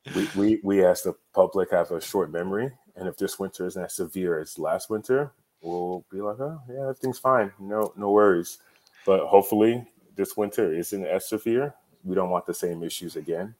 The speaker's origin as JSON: {"language": "English", "country": "Nigeria", "moved": "yes", "lives_now": "Texas, United States", "said": "I'm Nigerian"}